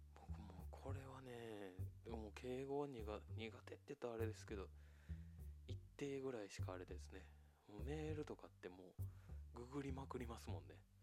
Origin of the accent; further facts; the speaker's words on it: Japan; 日本で生まれ育ったのでね